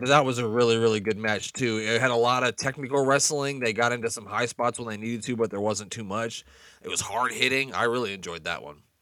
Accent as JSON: {"language": "English", "region": "Nebraska", "country": "United States", "said": "I'm from Nebraska"}